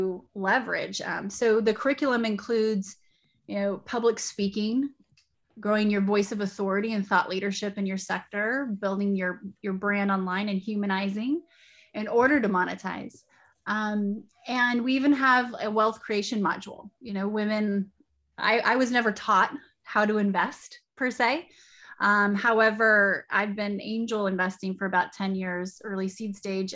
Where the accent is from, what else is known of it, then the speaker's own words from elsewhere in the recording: Wyoming, United States; also born or lived in Arizona / South Dakota; now in Austin, United States; I'm actually from Wyoming. I grew up in a trailer park